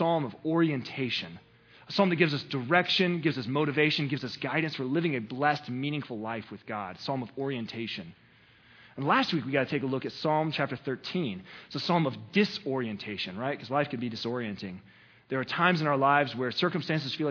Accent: the South, United States; I'm from the South, right? Because it was never the word sin. It was sinna, right? We always put an A there on the end, sinna in your life. That's what we do in the South

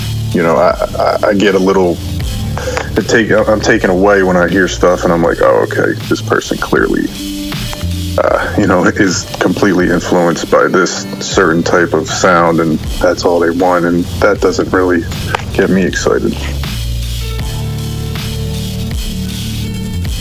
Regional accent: Philadelphia, Pennsylvania, United States; from Philadelphia, Pennsylvania

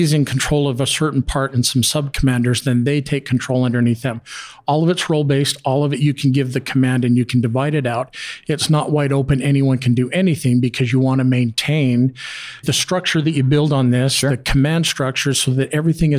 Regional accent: Calgary, Alberta, Canada; I'm from Calgary where they had a major flood in 2013

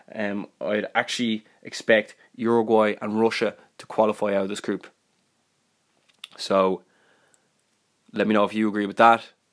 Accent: Ireland; I'm Irish

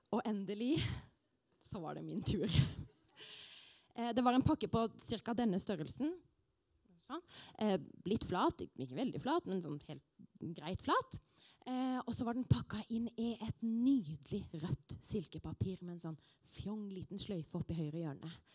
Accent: Arendal, Agder, Norway; Arendal, der jeg er fra

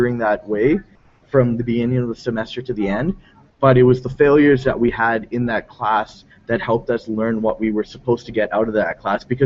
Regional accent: South Africa; I'm South African born.

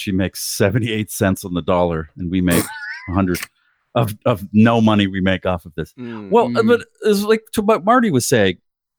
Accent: Canada; now in United States; I'm Canadian.

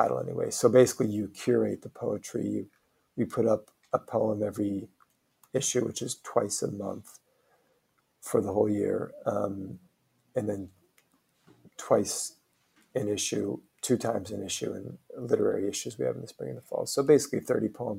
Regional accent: Omaha, Nebraska, United States; moved away; also born or lived in New York; I did a play back in my hometown of Omaha with my brother

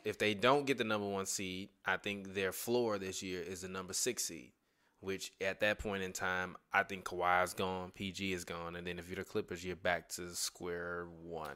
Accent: Chicago, Illinois, United States; I'm from Chicago, motherfucker. I grew up a mile away from that shit.

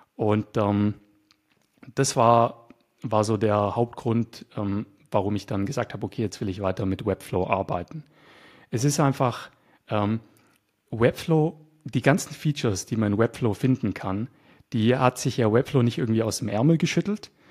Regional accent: Nürtingen, Baden-Württemberg, Germany; moved away as an adult; now in Bulgaria; ich komme aus Deutschland, ich bin Deutscher, äh, ich bin Schwabe, aus der Nähe von Stuttgart komme ich.

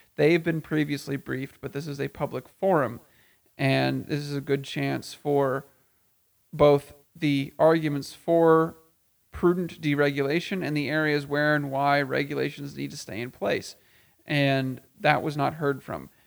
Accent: Texas, United States; in my home state of Texas, in central Texas

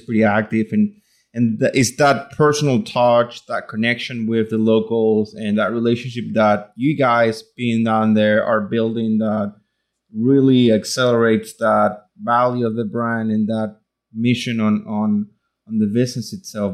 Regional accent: Venezuela; now in Louisiana, United States; I grew up in Venezuela

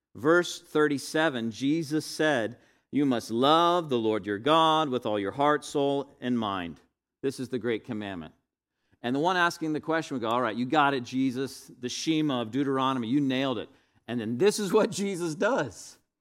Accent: Northwest Florida, United States; to be a white Caucasian male in the twentieth, twenty-first century growing up in Northwest Florida

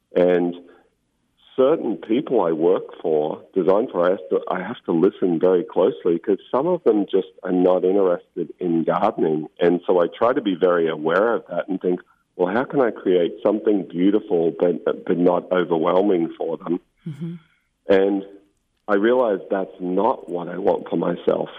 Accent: Victoria, Australia; moved away as an adult; also born or lived in Mornington Peninsula, Victoria / United Kingdom; now in Monterey, United States; I was 11 and I moved to a place called the Mornington Peninsula on the southern coast of Australia

